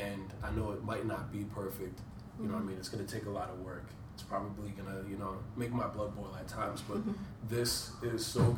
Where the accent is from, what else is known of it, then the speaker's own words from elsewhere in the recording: Woodbridge, Virginia, United States; moved away as an adult; now in Washington, D.C., United States; we moved in to D.C. I'm from Woodbridge